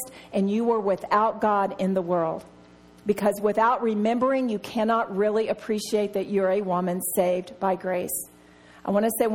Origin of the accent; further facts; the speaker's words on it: Texas, United States; I'm from Texas